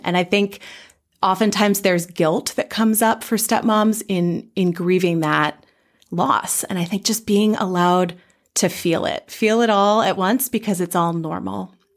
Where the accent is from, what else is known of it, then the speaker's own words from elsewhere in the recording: Bay Area, California, United States; moved away as an adult; now in Twin Cities, United States; I'm from the Bay Area in California originally